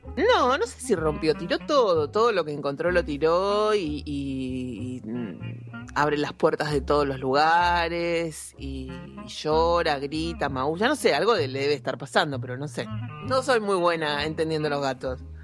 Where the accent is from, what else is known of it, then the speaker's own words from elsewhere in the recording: Argentina; somos argentinos